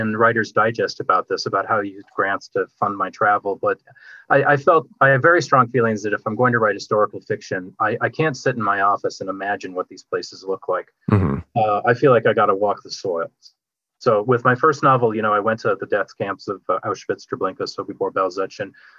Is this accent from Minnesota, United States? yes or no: yes; Minneapolis, Minnesota, United States; I grew up in the Twin Cities